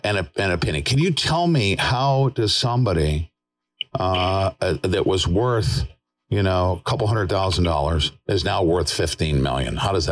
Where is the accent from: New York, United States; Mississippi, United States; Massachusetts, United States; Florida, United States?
New York, United States; moved away; I'm from, I was born and raised in New York, and thank God, I am not there anymore.